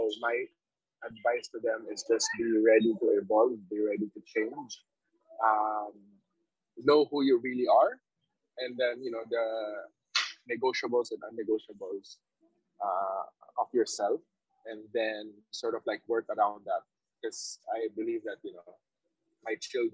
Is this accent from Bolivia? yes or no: no; Philippines; now in Vietnam; as a Filipino overseas